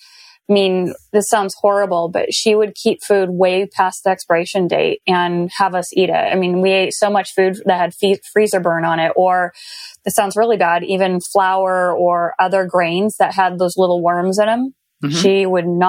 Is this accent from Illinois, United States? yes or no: no; Arizona, United States; growing up in Arizona